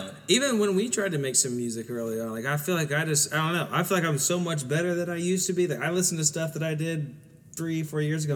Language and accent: English; Southern Ohio, United States; growing up in Southern Ohio